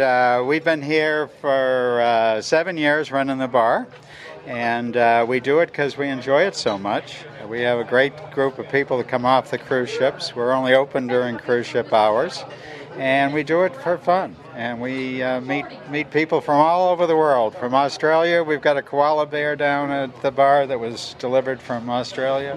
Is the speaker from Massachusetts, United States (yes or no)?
yes; Boston, Massachusetts, United States; moved away as an adult; now in Grand Turk, Turks and Caicos; I grew up in Boston.